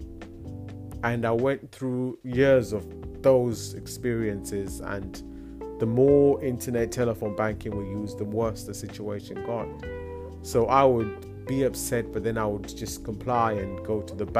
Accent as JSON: {"language": "English", "country": "Zimbabwe", "tie": "born or raised there", "moved": "yes", "said": "I grew up in Zimbabwe"}